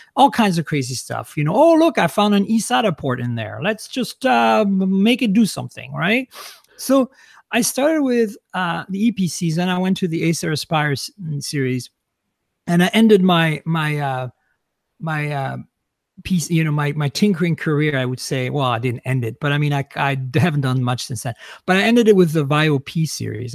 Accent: Grasse, Provence-Alpes-Côte d'Azur, France; moved away as an adult; also born or lived in London, Ontario, Canada / Vancouver, British Columbia, Canada; now in United States; I was born and raised in France. I left when I was in, I, right after high school, basically, to move to Canada

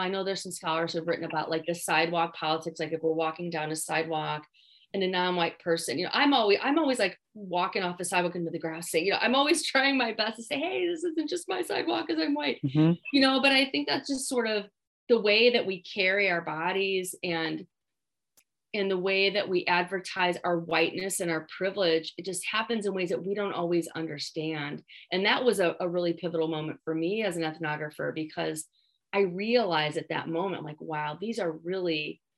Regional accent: Midwest, United States; as a Midwesterner

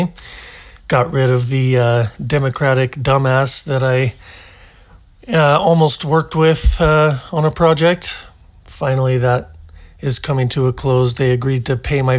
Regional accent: Portland, Oregon, United States; moved away; I'm originally from Portland, Oregon, the once great city of Portland, Oregon. And they got farmers markets, lots of fresh, local, organic, natural food, just a fertile valley there. It was the end of the Oregon Trail. Everybody wanted to go there because it was so good. And I grew up there

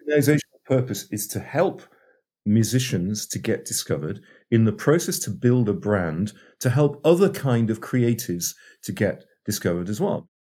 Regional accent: North East England, United Kingdom; moved away as an adult; also born or lived in Oxford / London; I'm English, born and raised in the northeast of England

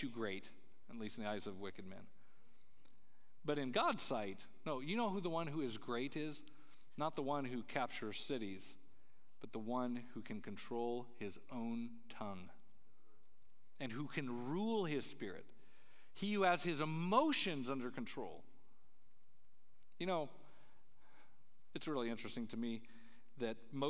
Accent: Colorado, United States; Where I grew up in Colorado, there's, these mountain passes

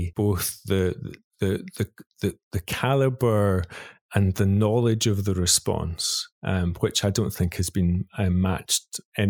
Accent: Glasgow, Scotland, United Kingdom; moved away as an adult; also born or lived in Spain; now in Sydney, Australia; I grew up in Glasgow in Scotland. I'm from work in Glasgow, and that's still what I most identify with.

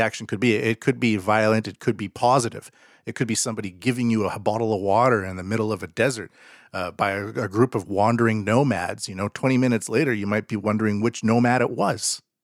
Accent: Canada; moved away; they used to train in my hometown

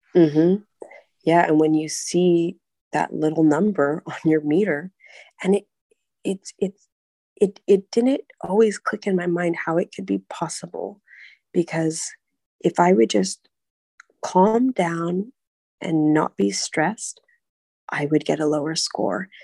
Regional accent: United States; now in Prague, Czech Republic; I'm American

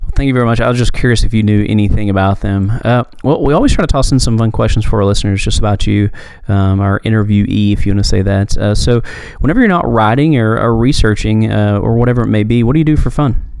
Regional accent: Knoxville, Tennessee, United States; my hometown, I'm in Knoxville, Tennessee.

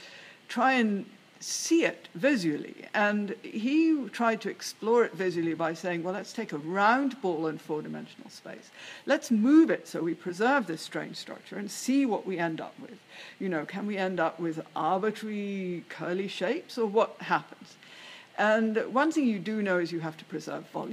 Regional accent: Edinburgh, Scotland, United Kingdom; moved away as an adult; also born or lived in London / Cambridge; I was born in London and grew up in Edinburgh, where I spent the first 20 years or so of my life.

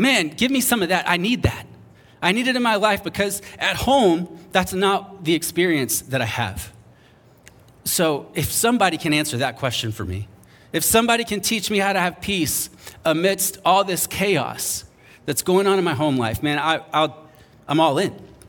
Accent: North Charleston, South Carolina, United States; moved away; I remember growing up in North Charleston, South Carolina. If you know where that is, you're impressed that I made it out. And I grew up there

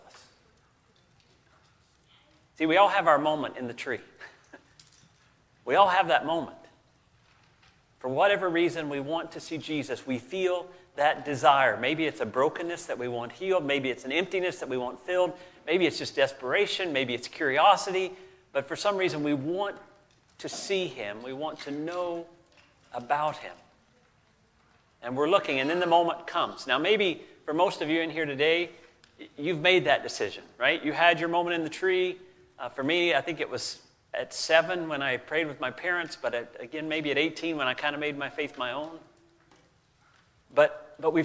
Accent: the South, United States; I grew up in the South

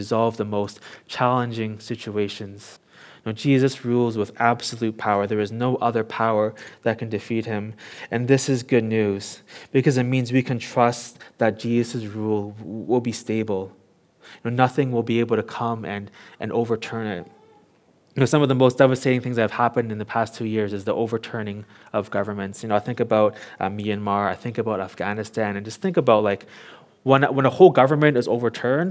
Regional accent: Toronto, Ontario, Canada; now in Hong Kong; I grew up in Toronto, Canada

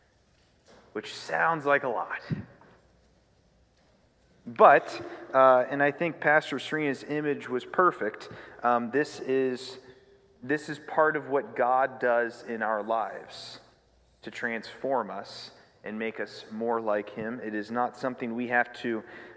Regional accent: United States; I grew up in Union County

